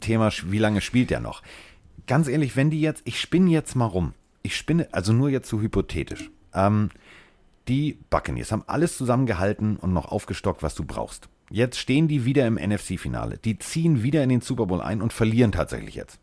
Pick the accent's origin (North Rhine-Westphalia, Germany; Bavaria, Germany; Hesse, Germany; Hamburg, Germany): Hamburg, Germany; ich komme aus Hamburg